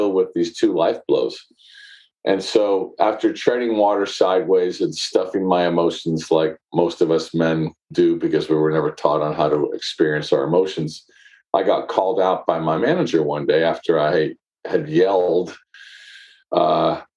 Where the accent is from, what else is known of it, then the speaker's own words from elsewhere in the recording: San Francisco, California, United States; I grew up in San Francisco